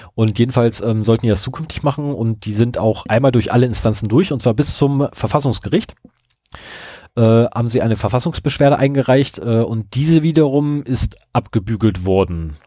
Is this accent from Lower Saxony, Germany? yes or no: yes; Lower Saxony, Germany; bei uns zu Hause in Niedersachsen